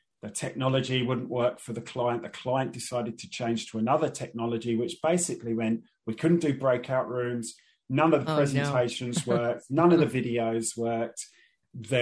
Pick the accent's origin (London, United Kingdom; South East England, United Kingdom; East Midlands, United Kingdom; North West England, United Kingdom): London, United Kingdom; I grew up in Northeast London